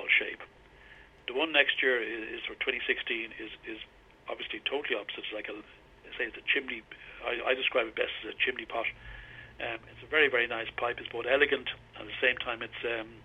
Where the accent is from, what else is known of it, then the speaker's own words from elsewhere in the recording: Ireland; I'm an Irishman. I'm very proud